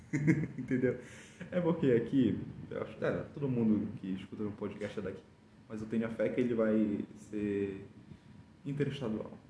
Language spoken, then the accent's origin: Portuguese; Belém, Pará, Brazil; born there; ela tem cara daqui que nasceu aqui em Belém e eu nasci aqui em Belém, né?